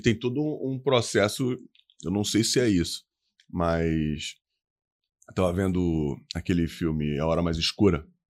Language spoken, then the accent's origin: Portuguese; Rio de Janeiro, Brazil; Eu sou muito carioca